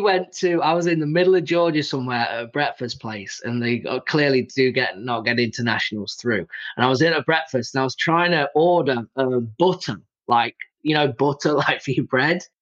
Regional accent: England, United Kingdom; now in United States; I'm from England, so I've got an accent

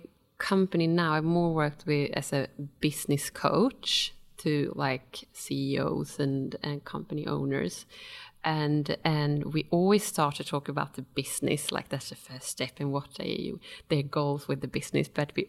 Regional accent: Stockholm, Stockholm County, Sweden; now in Australia; And before I moved to Australia from Sweden, from Stockholm, I worked for a big Japanese company, and I worked as an environmental manager and quality manager.

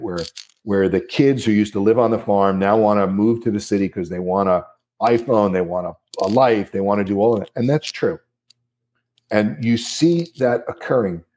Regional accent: New Jersey, United States; I'm from New Jersey

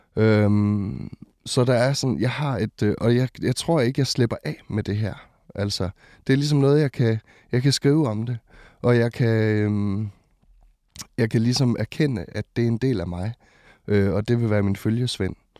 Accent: West Jutland, Central Denmark Region, Denmark; also born or lived in Botswana / Ringkøbing; jeg er vokset op i Indre Mission øhm, i Vestjylland

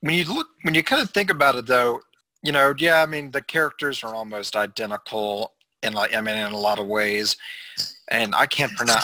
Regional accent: United States; as an American

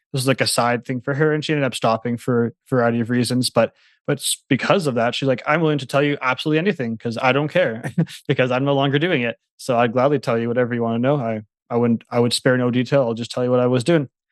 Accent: Manitoba, Canada; I live nearby Winnipeg. It's the city, it's the capital city of Manitoba, so I'm from Canada

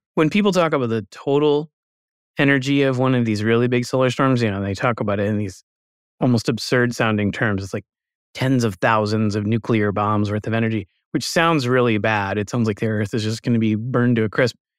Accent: United States; as an American

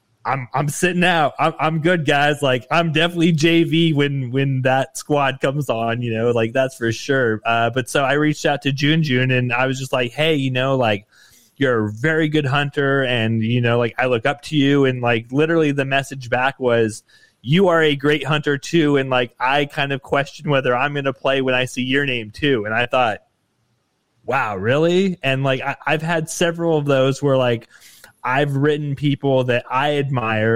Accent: Nevada, United States; I grew up in Nevada

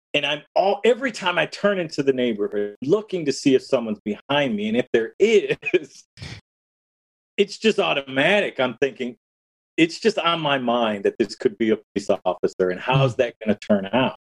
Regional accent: Detroit, Michigan, United States; I was born in August 1967 in Detroit

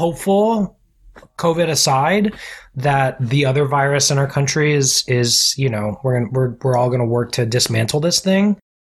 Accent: Orlando, Florida, United States; moved away as an adult; also born or lived in Staten Island, New York; I was born in Staten Island. Okay. But then I was raised in Orlando.

